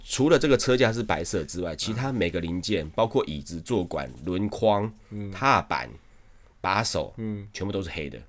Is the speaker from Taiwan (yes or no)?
yes; Shipai, Taipei, Taiwan; 我老家在石牌